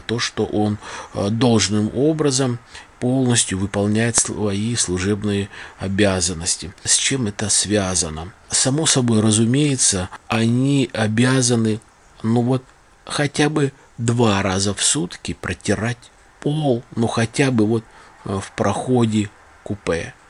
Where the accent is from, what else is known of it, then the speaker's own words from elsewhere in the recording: Saratov Oblast, Russia; also born or lived in Balakovo; у нас в Саратове